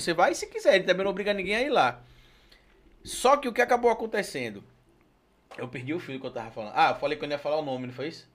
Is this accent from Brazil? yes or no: yes; Itabuna, Bahia, Brazil; moved away; also born or lived in Sergipe; Eu sou natural de Itabuna, lá no sul da Bahia